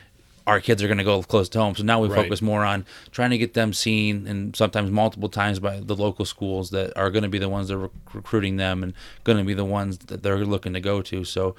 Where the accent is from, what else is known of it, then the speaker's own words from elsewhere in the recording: Salamanca, New York, United States; also born or lived in Florida / Pennsylvania; Yeah, I'm originally from Salamanca. I was born there and lived there for a while. We moved around quite a bit. Spent time in Florida and Pennsylvania. Back to Florida and then ended up graduating high school in Pennsylvania.